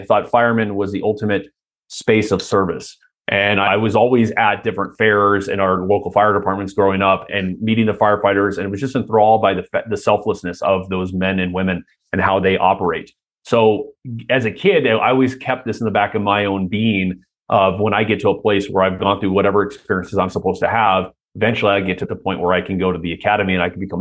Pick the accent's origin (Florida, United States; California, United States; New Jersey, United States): California, United States; Anaheim; also born or lived in Irvine / Huntington Beach / Costa Mesa; Southern California. So yeah, Orange County originally.